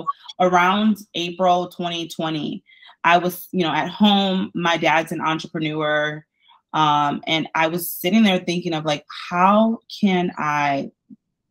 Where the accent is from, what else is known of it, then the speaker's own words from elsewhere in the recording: Detroit, Michigan, United States; moved away as an adult; now in Tampa, United States; born and raised in Detroit, Michigan